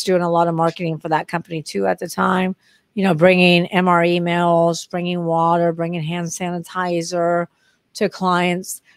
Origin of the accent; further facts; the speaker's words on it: Texas, United States; moved away as an adult; also born or lived in Long Beach, California / Dallas, Texas; now in New Orleans, United States; I'm moving back to Texas because I grew up in Texas